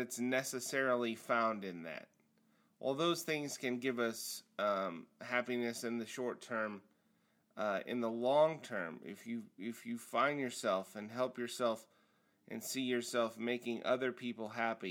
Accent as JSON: {"language": "English", "region": "Nebraska", "country": "United States", "tie": "born or raised there", "also_born_or_lived": "Hawaii / Kansas City", "moved": "yes", "said": "I grew up in Nebraska in the 80s"}